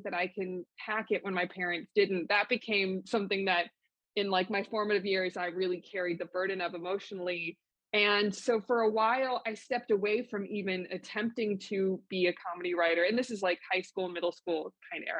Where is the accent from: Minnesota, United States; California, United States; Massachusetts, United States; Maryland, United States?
California, United States; Los Angeles; I was born and raised in Los Angeles